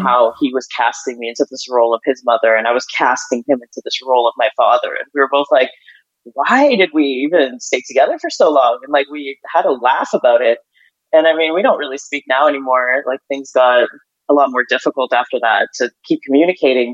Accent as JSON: {"language": "English", "country": "Ukraine", "tie": "born or raised there", "also_born_or_lived": "Canada", "moved": "yes", "said": "I grew up in, you know, I grew up in Ukraine."}